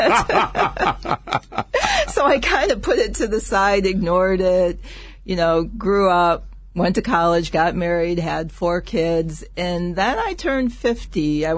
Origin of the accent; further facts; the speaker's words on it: Toledo, Ohio, United States; I grew up in Toledo, Ohio